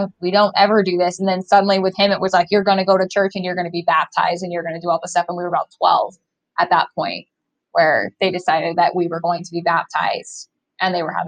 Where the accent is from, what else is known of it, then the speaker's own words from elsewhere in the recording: Bountiful, Utah, United States; where I grew up in Utah and Bountiful and like Woods Cross area